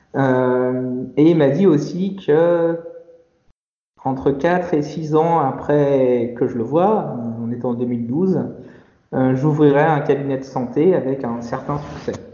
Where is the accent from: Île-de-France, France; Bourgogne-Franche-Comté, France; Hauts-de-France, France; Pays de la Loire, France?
Île-de-France, France; Paris; moved away as an adult; also born or lived in Lyon region / Guadeloupe; J'ai grandi à Paris